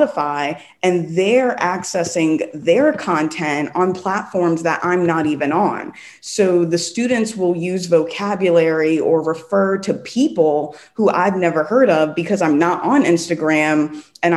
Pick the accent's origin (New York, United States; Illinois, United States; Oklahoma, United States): New York, United States; moved away as an adult; also born or lived in South Los Angeles, California; now in Los Angeles, United States; I'm from New York